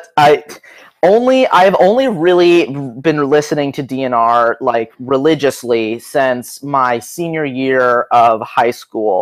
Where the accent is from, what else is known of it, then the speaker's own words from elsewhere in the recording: Hermosa Beach, California, United States; I am originally from Hermosa Beach in California, which is like a subsection of Los Angeles